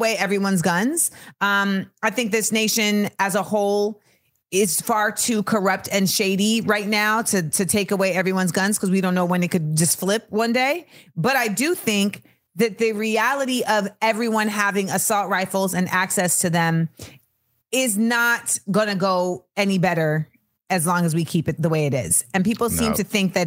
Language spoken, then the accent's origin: English; California, United States; As a Californian